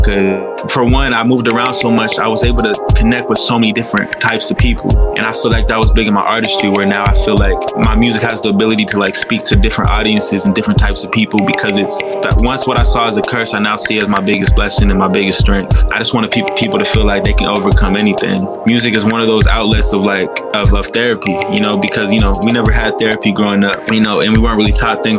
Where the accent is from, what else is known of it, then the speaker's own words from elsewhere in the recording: Portland, Oregon, United States; also born or lived in Vallejo, California; I'm from Portland, Oregon. I was born in Vallejo, California, but I moved to Portland, Oregon when I was 5 years old